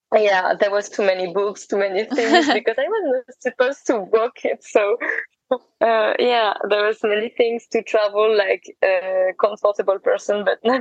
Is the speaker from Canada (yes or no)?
no; Santiago de Compostela, Galicia, Spain; But for me, it was the other side, because I was from Santiago, so I went to the other way, to the other direction.